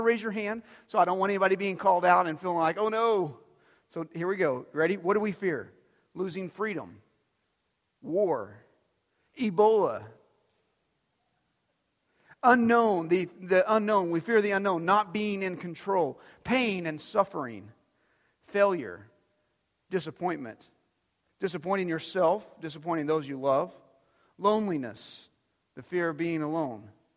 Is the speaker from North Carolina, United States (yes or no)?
no; Dumas, Texas, United States; where I grew up in Dumas, we actually had alleys